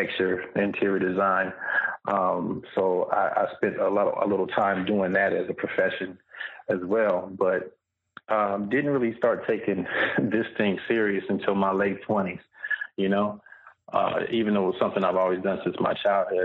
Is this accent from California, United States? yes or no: yes; Fontana, California, United States; also born or lived in Inland Empire / Los Angeles / Long Beach / Memphis, Tennessee; Born and raised in Southern California, in a place called Fontana, right over by San Bernardino